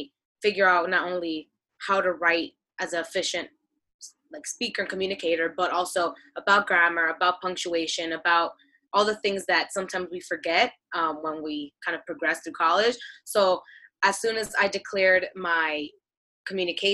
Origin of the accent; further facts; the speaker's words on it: New York City, New York, United States; I am from Queens, New York.